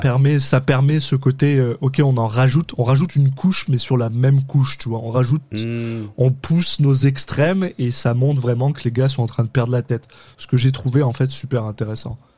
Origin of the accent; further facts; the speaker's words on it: France; On est des Français de France, on vient de France.